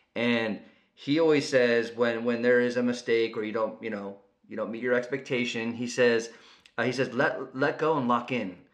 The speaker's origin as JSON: {"language": "English", "area": "Bay Area", "region": "California", "country": "United States", "tie": "born or raised there", "said": "growing up in the Bay Area"}